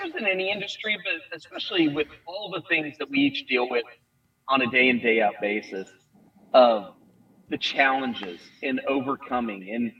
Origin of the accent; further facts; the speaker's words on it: Michigan, United States; now in Tulsa, Oklahoma, United States; I grew up in Michigan, and I'm used to the Great Lakes.